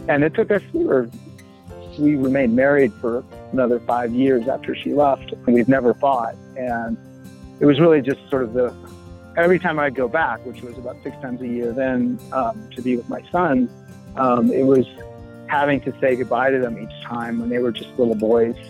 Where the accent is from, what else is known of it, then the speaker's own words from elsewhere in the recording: Boulder, Colorado, United States; I grew up in Boulder